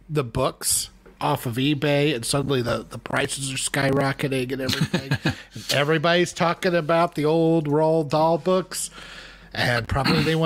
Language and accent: English; United States; I'm talking as an American here.